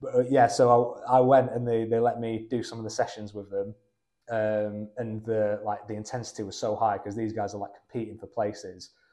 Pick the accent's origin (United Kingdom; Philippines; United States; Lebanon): United Kingdom; Rochdale, North West England; moved away as an adult; now in Loughborough, United Kingdom; I'm originally from Rochdale